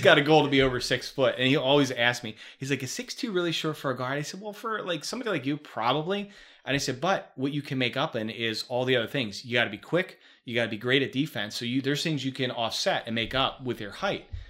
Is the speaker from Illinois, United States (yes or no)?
yes; Chicago, Illinois, United States; also born or lived in Philadelphia, Pennsylvania; I came from Philly to Chicago